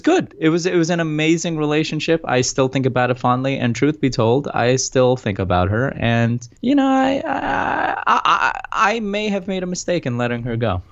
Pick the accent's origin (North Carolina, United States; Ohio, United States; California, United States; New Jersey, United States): New Jersey, United States; We're both from Jersey.